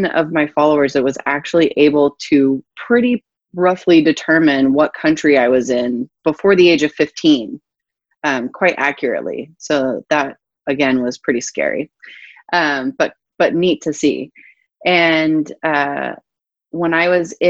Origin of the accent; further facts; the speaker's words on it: Johannesburg, Gauteng, South Africa; moved away as an adult; also born or lived in Durban, South Africa / Port Elizabeth, South Africa / Cape Town, South Africa / Northern California, United States; now in United States; I was born and raised in Johannesburg, South Africa